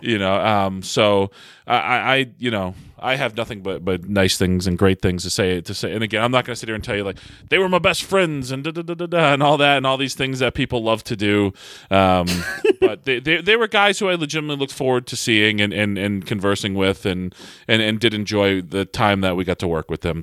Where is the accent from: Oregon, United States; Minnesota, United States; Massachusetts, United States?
Massachusetts, United States; moved away; come home and wrestle in front of my hometown crowd and friends and family, uh, you know, in, in the Massachusetts area